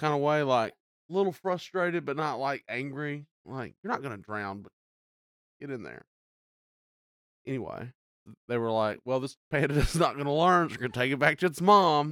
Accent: Eastern Arkansas, United States; I'm from Eastern Arkansas.

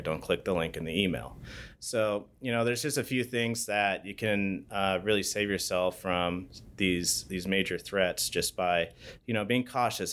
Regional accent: Bend, Oregon, United States; born and raised in Bend, Oregon.

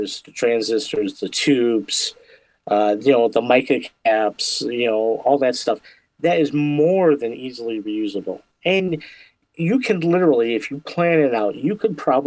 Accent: Michigan, United States; I am from Michigan

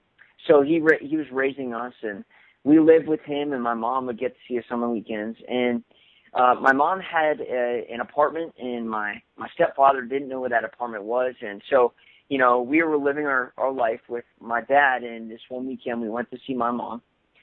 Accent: Bremerton, Washington, United States; So I was born in Washington State, and my mom, and I'll explain this a little bit, but my stepfather, they're both in the Navy. And so I lived in a little town outside of, Seattle. It was called Bremerton.

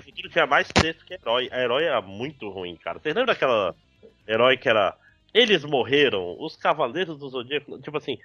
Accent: Manaus, Amazonas, Brazil; teve uma época na minha terra infância, 4, 5 anos, que tinha dois videocassetes em casa

